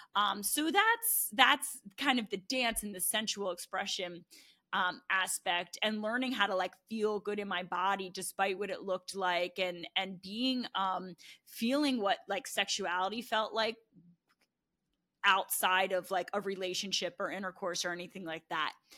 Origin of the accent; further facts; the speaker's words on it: New Jersey, United States; moved away as an adult; also born or lived in Baltimore; now in Austin, United States; I'm from New Jersey